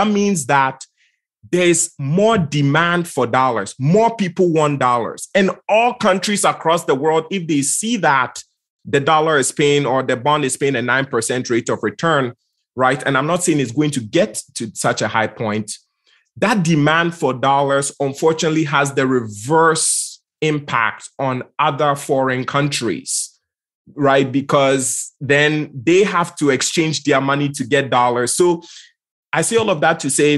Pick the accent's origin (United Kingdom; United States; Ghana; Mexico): Ghana; I'm from Ghana, West Africa.